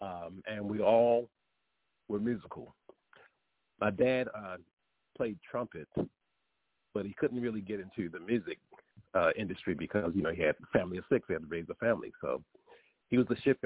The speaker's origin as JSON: {"language": "English", "town": "Baltimore", "region": "Maryland", "country": "United States", "tie": "born or raised there", "lives_now": "Gaithersburg, United States", "said": "I'm originally from Baltimore, Maryland. Baltimore is my hometown. That's where I grew up."}